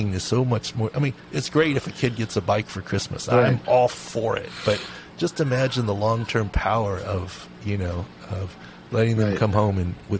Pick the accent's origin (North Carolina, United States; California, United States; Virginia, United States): California, United States; San Diego; also born or lived in Minneapolis; I'm from San Diego